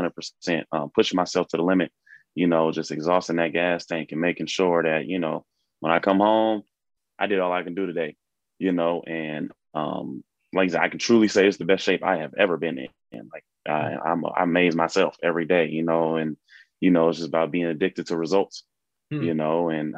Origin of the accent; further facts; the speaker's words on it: Seattle, Washington, United States; I'm from Seattle, Washington.